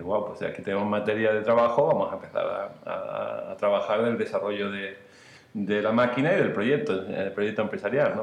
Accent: Marbella, Andalusia, Spain; nosotros somos de Marbella los dos

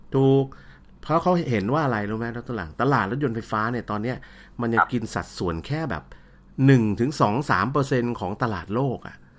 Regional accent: Thailand; เมืองไทยเรา

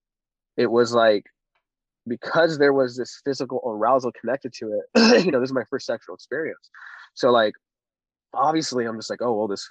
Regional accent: Orange County, California, United States; I'm 29, born and raised

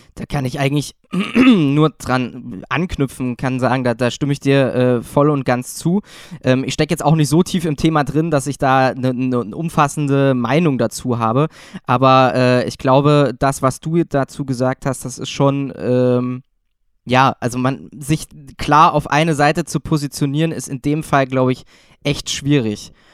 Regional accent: Thuringia, Germany; moved away; also born or lived in Saxony; ich komme ja jetzt ursprünglich aus Thüringen

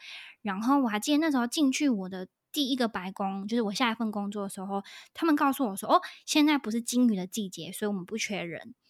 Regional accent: Australia; 因为是呃我是澳洲人，是我第一可能是我第一个讲话的澳洲人吧，其实，

